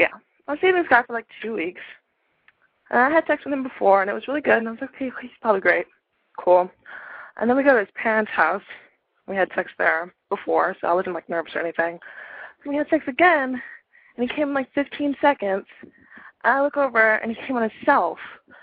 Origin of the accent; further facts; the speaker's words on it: Atlanta, Georgia, United States; I'm from Atlanta